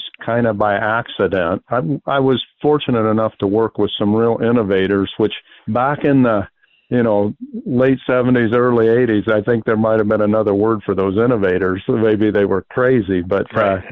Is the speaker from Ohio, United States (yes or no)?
yes; Northwest Ohio, United States; I'm actually living right now 2 miles from where I grew up, Northwest Ohio